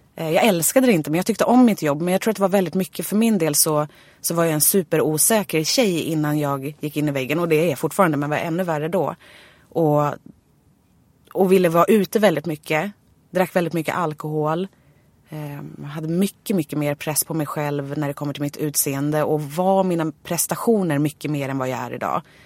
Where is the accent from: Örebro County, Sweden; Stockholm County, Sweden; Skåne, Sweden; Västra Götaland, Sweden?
Stockholm County, Sweden; Nynäshamn; jag var ju från Nynäshamn